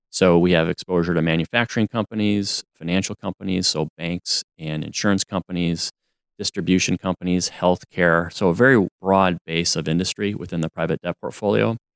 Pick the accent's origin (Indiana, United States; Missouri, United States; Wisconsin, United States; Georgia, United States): Wisconsin, United States; Madison; was born and raised in, uh, Madison, Wisconsin